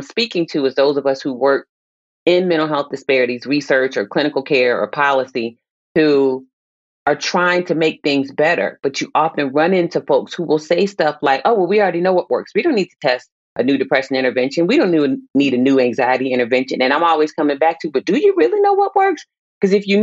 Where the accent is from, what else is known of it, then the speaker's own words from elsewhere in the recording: Virginia Beach, Virginia, United States; I grew up in Virginia Beach, Virginia